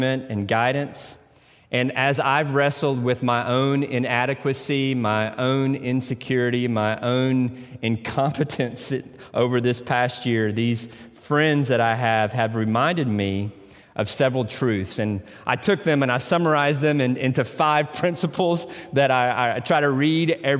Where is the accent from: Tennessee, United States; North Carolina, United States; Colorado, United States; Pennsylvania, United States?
Tennessee, United States; accent: Tennessee; I pronounce that in my Tennessee accent.